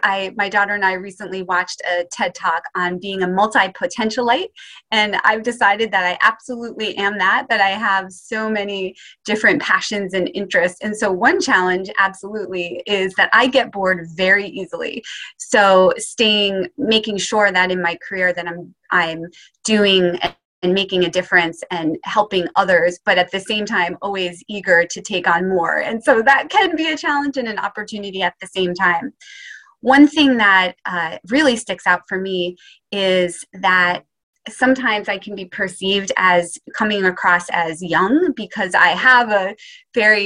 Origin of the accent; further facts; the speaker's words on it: Poughkeepsie, New York, United States; I grew up in Poughkeepsie, New York, and lived there in the same house my whole life until I went to college